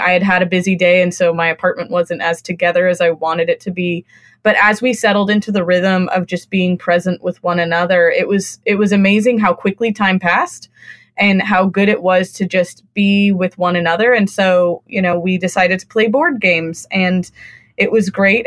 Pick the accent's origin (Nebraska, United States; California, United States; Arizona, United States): California, United States; moved away; also born or lived in Austin, Texas / Northeast US; I grew up in California